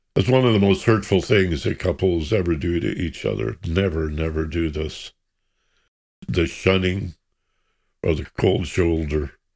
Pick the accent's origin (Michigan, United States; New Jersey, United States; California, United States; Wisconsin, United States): Michigan, United States; I grew up in Michigan